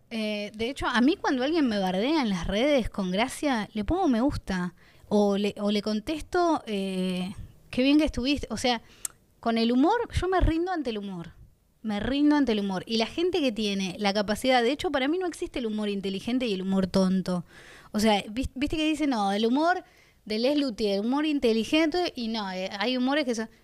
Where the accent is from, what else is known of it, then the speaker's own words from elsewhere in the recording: Bahía Blanca, Buenos Aires Province, Argentina; yo soy de Bahía Blanca, una ciudad chica